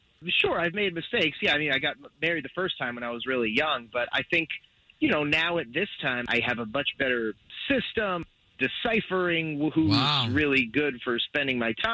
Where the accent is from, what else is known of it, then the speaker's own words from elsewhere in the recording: Altamonte Springs, Florida, United States; I'm from Altamont Springs